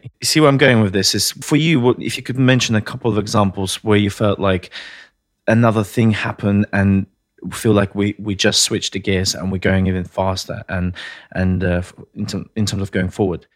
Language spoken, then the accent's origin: English; Latvia; moved away; I'm originally from Latvia, one of the Baltic states